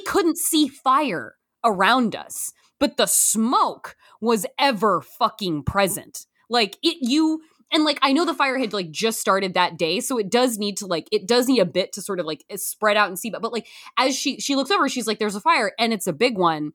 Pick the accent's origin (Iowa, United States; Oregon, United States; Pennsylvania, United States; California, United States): Oregon, United States; Canby; moved away; we are from Canby, Oregon, twenty-two miles south of Portland